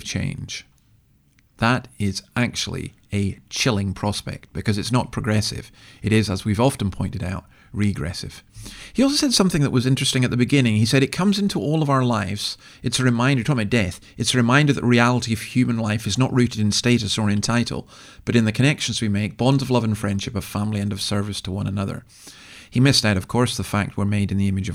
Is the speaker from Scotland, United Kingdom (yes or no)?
yes; Easter Ross, Scotland, United Kingdom; I'm from East Arros